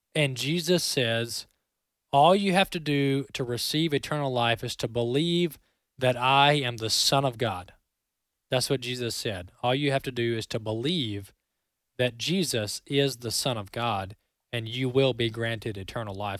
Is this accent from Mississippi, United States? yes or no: yes; Mississippi, United States; I'm a Mississippi boy.